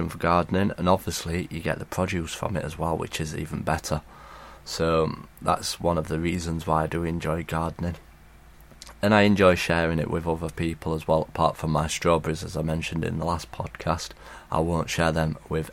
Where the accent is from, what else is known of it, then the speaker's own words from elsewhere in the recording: Sheffield, Yorkshire and the Humber, United Kingdom; I'm from Sheffield.